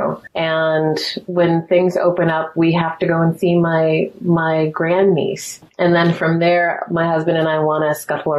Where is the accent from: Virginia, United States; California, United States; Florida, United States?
California, United States; Altadena; also born or lived in Mount Vernon, New York; I grew up in Altadena